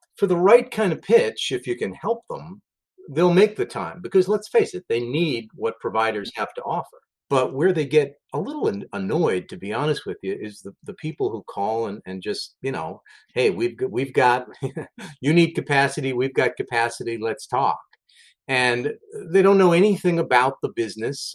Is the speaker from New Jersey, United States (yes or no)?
no; New York City, New York, United States; I'm, I'm, a New York City guy. Grew up in the Bronx, New York.